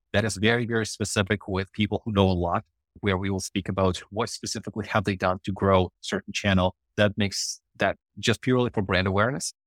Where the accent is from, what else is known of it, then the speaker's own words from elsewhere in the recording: Ukraine; English is a second language; moved away as an adult; now in Canada; before I immigrated to Canada, when it was in Ukraine